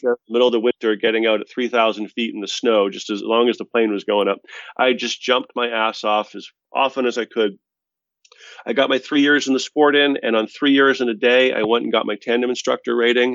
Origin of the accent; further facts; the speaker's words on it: Boston, Massachusetts, United States; We're both from Boston